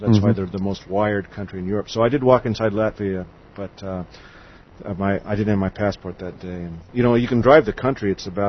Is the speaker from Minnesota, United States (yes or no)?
no; Missouri, United States; now in Tallinn, Estonia; I'm from Missouri